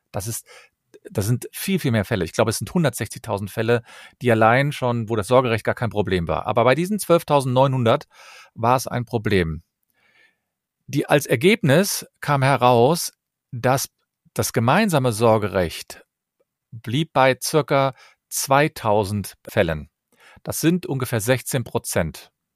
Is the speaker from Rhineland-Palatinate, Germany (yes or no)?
no; Cologne, North Rhine-Westphalia, Germany; Ich komme aus Köln und ich bin Fachanwalt für Familienrecht